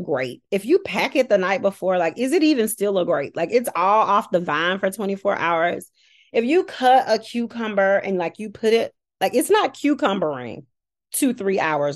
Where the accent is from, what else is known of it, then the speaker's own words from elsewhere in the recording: Birmingham, Alabama, United States; moved away; also born or lived in Washington, District of Columbia, United States; I'm from Birmingham, Alabama.